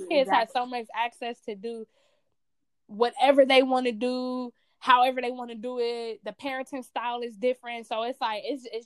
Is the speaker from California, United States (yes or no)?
yes; Compton, California, United States; I'm from Compton. So I let it be known, like, I'm from Compton. I grew up in the foster system